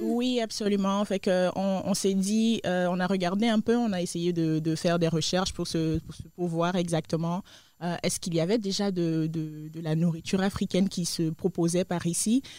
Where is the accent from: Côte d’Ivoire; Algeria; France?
Côte d’Ivoire; moved away; je viens de la Côte d'Ivoire, de l'Afrique de l'Ouest